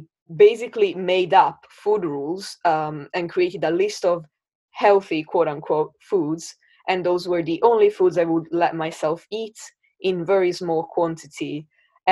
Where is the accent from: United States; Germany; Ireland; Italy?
Italy; now in Brighton, United Kingdom; I live in Brighton in the UK. But I was born and I grew up in Italy.